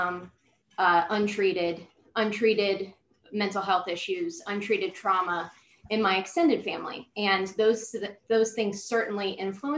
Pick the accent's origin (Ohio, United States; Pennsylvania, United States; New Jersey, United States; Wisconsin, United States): Ohio, United States; Columbus; moved away as an adult; now in Florida, United States; I'm from Columbus, Ohio. I'm from a really large family.